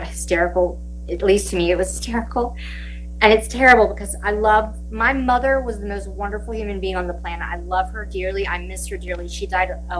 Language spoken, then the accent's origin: English; Williamsburg, Virginia, United States; moved away; I was born and raised in Williamsburg, Virginia.